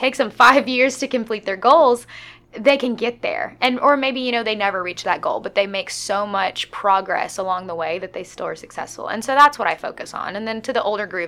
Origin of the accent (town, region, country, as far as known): Greenwood, Arkansas, United States; moved away as an adult; also born or lived in Fayetteville, Arkansas; now in Conway, United States